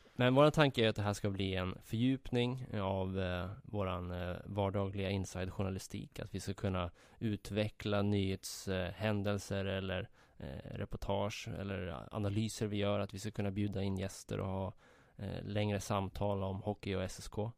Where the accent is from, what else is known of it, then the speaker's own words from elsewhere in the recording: Södertälje, Stockholm County, Sweden; Jag växte upp i eh, Lina och eh, Brunsäng